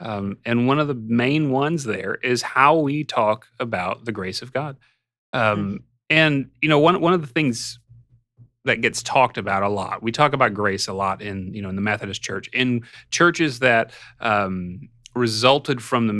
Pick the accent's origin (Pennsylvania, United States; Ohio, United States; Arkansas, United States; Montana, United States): Arkansas, United States; I grew up in Arkansas